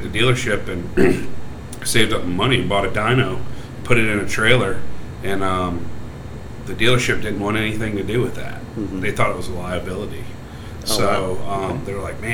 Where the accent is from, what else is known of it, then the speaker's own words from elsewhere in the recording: Richmond, Virginia, United States; I'm from here. I'm from Richmond, Virginia.